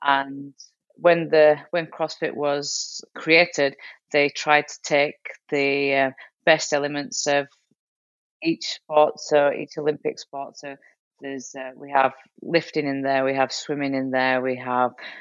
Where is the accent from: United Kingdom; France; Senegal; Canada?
United Kingdom; moved away; I still represent the UK, even though I'm living out here now. I'm still British.